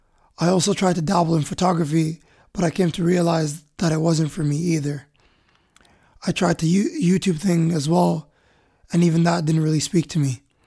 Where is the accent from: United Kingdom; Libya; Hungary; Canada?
Libya; Misrata, Misrata District; English is a second language; moved away; I've made many countries and cities my home, but my heart belongs to my hometown, Misrata.